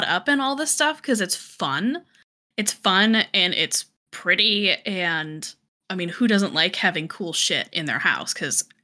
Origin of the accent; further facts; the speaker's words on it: Colorado, United States; moved away; I'm from Colorado originally, and we lived in an area where I could literally walk 2 blocks and be in the woods